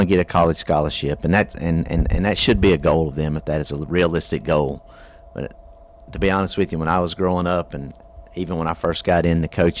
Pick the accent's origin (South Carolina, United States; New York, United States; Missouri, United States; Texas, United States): South Carolina, United States; York; I grew up in York High, in York